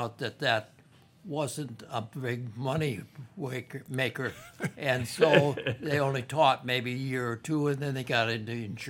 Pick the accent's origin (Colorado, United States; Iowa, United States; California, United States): Iowa, United States; I grew up at Orne. We lived about a mile and a half out of Orne, and I went to school all my life in Orne, graduated from Orne.